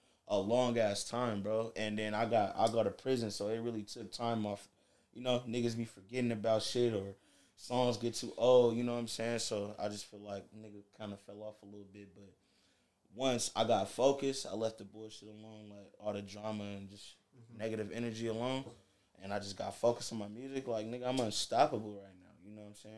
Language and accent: English; Indiana, United States; moved away; Like, I'm not from out here. I'm from Indiana